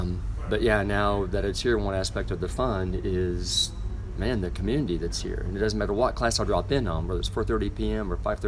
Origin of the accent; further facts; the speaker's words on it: Missouri Ozarks, United States; moved away as an adult; also born or lived in Fayetteville, Arkansas; now in Mountain Home, United States; I wanted to stay in the Ozarks because my hometown's just over the state line